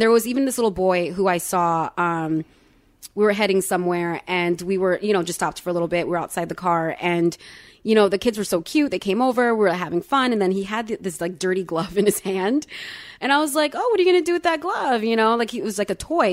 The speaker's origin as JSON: {"language": "English", "region": "Florida", "country": "United States", "tie": "born or raised there", "said": "I was born in Florida. I was my, uh, parents' first child born in America."}